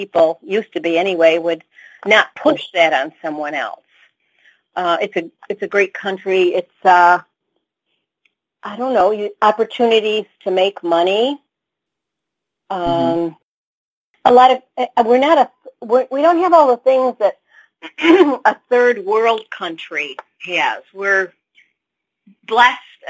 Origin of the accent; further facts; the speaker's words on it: United States; I'm very American